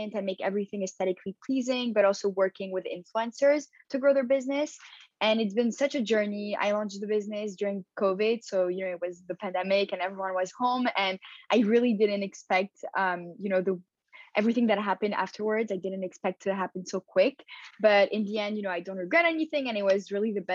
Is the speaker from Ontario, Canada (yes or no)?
no; Montreal, Quebec, Canada; also born or lived in Paris, France / Tel Aviv, Israel; So I was born in Paris and I grew up in Montreal. So I came here when I was 7